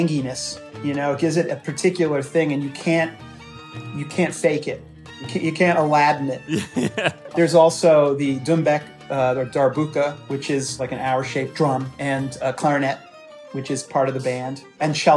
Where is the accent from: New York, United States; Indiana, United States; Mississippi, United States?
New York, United States; New York City; I was growing up in New York City